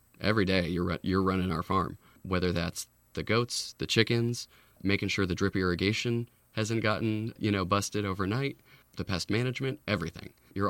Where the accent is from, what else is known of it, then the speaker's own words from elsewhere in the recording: Lafayette, California, United States; I grew up here in the Bay Area, Lafayette.